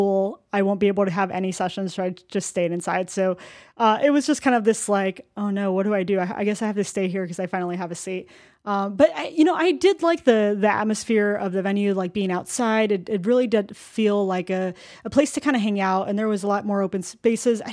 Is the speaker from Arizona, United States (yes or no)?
yes; Arizona, United States; I come from Arizona, and it gets pretty freaking hot, too